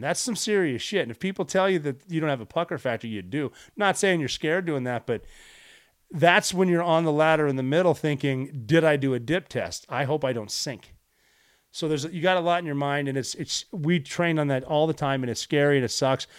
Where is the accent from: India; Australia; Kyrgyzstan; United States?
United States; I am an American